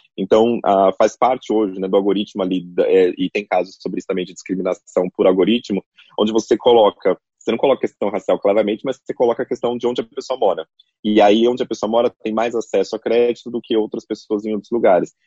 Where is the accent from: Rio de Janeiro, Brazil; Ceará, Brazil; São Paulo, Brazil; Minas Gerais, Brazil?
São Paulo, Brazil; Carapicuíba / Osasco; acho que nasci em Carapicuíba, foi registrado em Osasco, ou, ou o contrário, não lembro